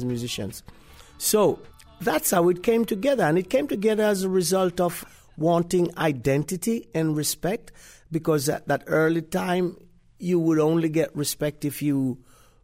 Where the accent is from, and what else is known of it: Jamaica; moved away as an adult; also born or lived in Kingston, Jamaica / United Kingdom